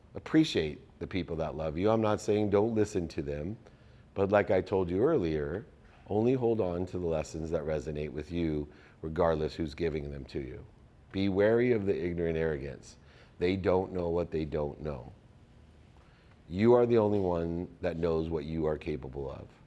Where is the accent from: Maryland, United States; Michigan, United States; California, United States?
California, United States; San Diego; living in my hometown of San Diego